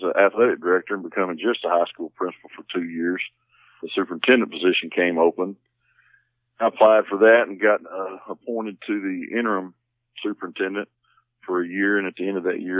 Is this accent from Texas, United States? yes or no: yes; Warren, Texas, United States; also born or lived in Magnolia, Arkansas / Queen City, Texas; now in Simms, United States; I moved back to Texas, went back to my hometown in Warren